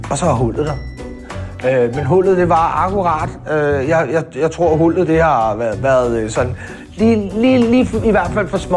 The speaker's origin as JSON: {"language": "Danish", "town": "Amager", "region": "Capital Region of Denmark", "country": "Denmark", "tie": "born or raised there", "said": "Jeg er øh, født og opvokset på Amager."}